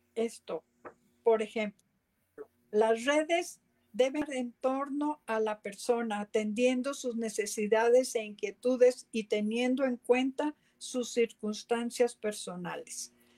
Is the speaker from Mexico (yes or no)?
no; San José, Costa Rica; yo soy costarricense y me crié en San José de Costa Rica